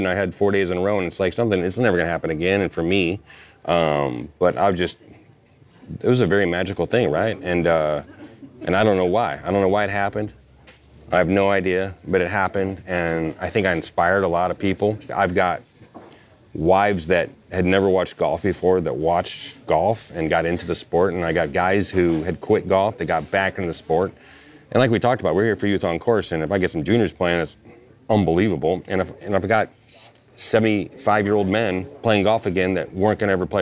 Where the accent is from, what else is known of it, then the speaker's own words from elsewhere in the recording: St. Louis, Missouri, United States; also born or lived in Iowa / Southern California; now in California, United States; I'm from, I grew up in Iowa and then St. Louis